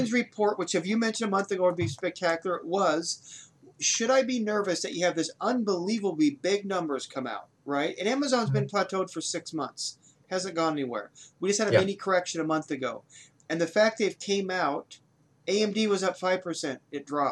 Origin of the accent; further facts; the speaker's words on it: United States; I'm American